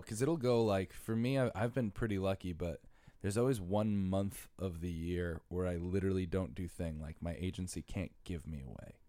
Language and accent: English; Bridgeport, Connecticut, United States; moved away as an adult; also born or lived in Stratford, Connecticut; now in New York City, United States; I'm from Bridgeport and Stratford. Spent half my life in Bridgeport, half my life in Stratford